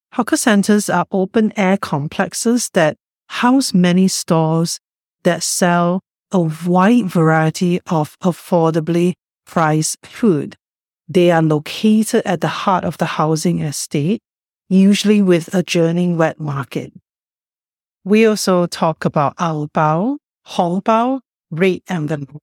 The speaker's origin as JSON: {"language": "English", "country": "Singapore", "tie": "born or raised there", "moved": "yes", "lives_now": "Vancouver, Canada", "said": "Luna and I grew up in Singapore, and we both now live and work on the unceded and ancestral lands of the Maspung, Squamish, and Tsleil-Waututh people, commonly known as Vancouver, Canada"}